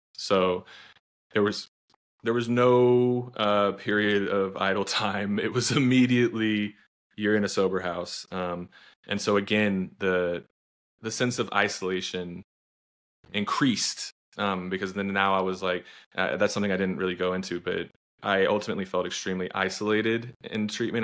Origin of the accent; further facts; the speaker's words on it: Austin, Texas, United States; I'm from Texas, but I'm obviously from, from Austin